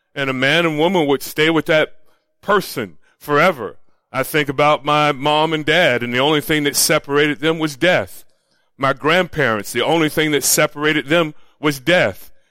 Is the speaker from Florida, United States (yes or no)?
yes; Florida, United States; moved away; also born or lived in Los Angeles; I grew up in Florida